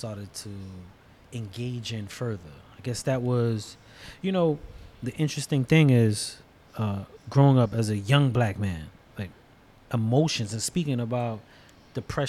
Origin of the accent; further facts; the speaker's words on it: New York City, New York, United States; I grew up predominantly in Brooklyn, Bushwick, New York.